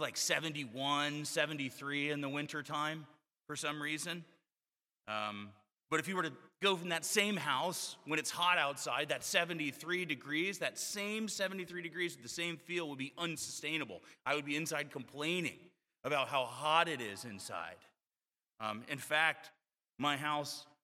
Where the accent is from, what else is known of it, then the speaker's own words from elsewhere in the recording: Florida, United States; moved away; I grew up in Florida